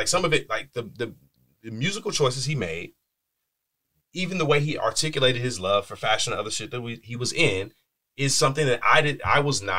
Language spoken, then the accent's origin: English; Bakersfield, California, United States; I'm from Bakersfield. It's a small-minded place.